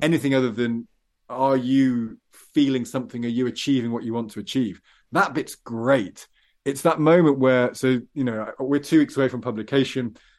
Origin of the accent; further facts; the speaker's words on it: Midlands, United Kingdom; I come from the Midlands and a bit country, a bit town